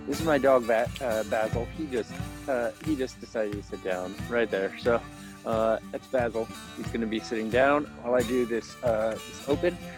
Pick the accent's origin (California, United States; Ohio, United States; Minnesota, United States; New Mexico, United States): California, United States; Napa; moved away as an adult; now in Vacaville, United States; I grew up here in Napa, and it's the place I know is home the most